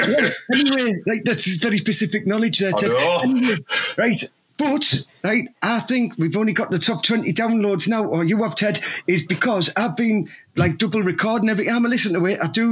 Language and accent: English; Teesside, North East England, United Kingdom; Well, I am from Teesside, aren't I? We are Teesside. We are proud.